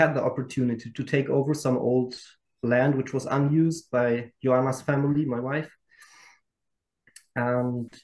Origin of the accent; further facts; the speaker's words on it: Nuremberg, Bavaria, Germany; also born or lived in Tanzania; now in Transylvania, Romania; I was born in Germany